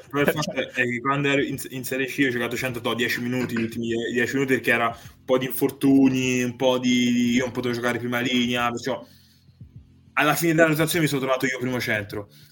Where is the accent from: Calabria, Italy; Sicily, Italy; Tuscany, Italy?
Tuscany, Italy; now in Veneto, Italy; da toscano